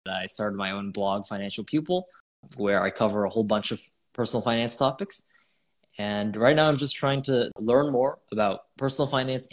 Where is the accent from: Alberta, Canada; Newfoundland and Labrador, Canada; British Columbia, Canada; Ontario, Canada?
Ontario, Canada; Toronto; I'm from Canada, Toronto, Canada, and I'm 18